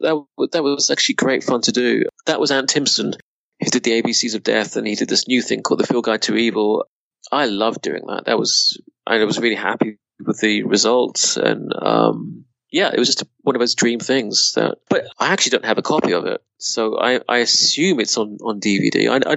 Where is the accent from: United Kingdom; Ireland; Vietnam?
United Kingdom; Reading, South East England; moved away; also born or lived in Budapest / London; growing up in Reading